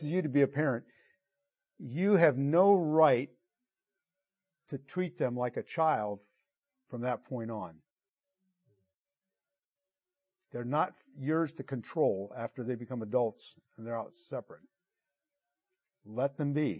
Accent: Italy; moved away; I grew up in Italy, and we loved Italian foods and gourmet food

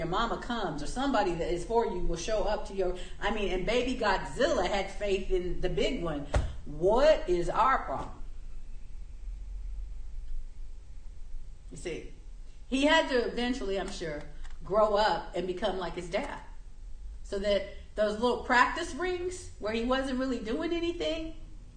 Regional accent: Southern California, United States; Where I lived, when I grew up in Southern California

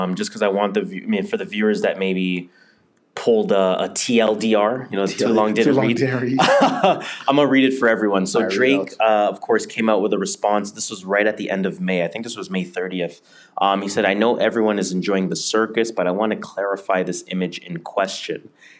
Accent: Jamaica; I am Jamaican, you are Nigerian, right?

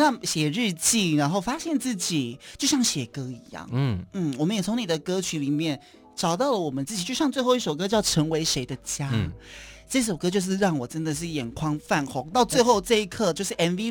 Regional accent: Kaohsiung, Taiwan; 高雄人。

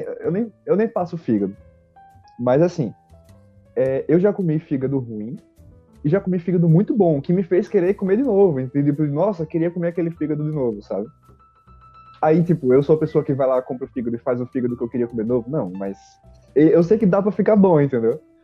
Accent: Maceió, Alagoas, Brazil; now in São Paulo, Brazil; eu sou de Maceió

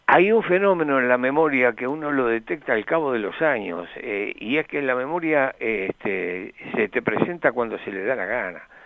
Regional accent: Florida, Uruguay; yo nací en Florida

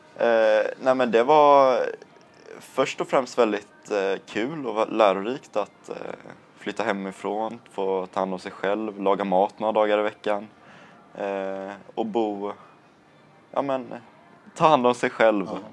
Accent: Landvetter, Västra Götaland, Sweden; jag bor i Landvetter, är uppvuxen i Landvetter

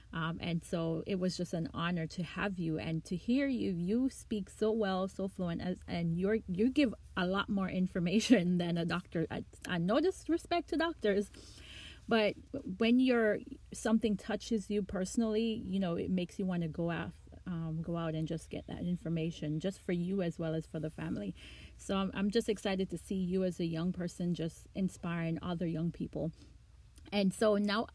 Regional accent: Jamaica; I'm Jamaican

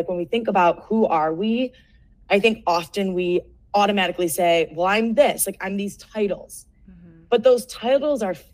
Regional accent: Cleveland, Ohio, United States; moved away as an adult; also born or lived in Seattle; now in Denver, United States; Born and raised in Cleveland, Ohio, went to Ohio State, then traveled to Seattle, then down to Denver

